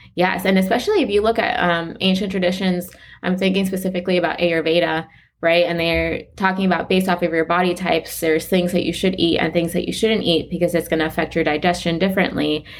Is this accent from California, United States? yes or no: no; Weston, Florida, United States; I grew up in South Florida. One of the ta-, like, the town I'm from is Weston